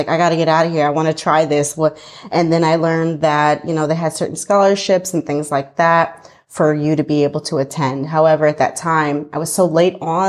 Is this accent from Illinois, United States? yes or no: yes; Southern Illinois, United States; moved away as an adult; now in Montevideo, Uruguay; I grew up in the Midwest in Illinois, Southern Illinois.